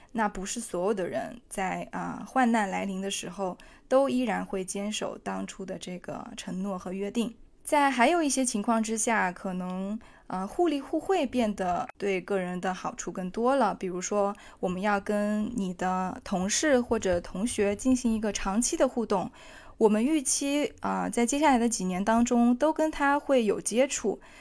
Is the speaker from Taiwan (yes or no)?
no; China; now in Amsterdam, Netherlands; 在我们中国人的群体当中